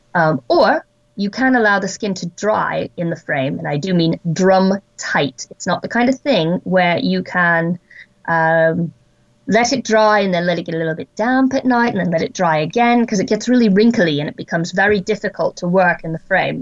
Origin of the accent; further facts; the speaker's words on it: Wyoming, United States; I was born in Wyoming in the United States, and I grew up in a place that has rather vast tracts of wilderness and very minimally populated areas.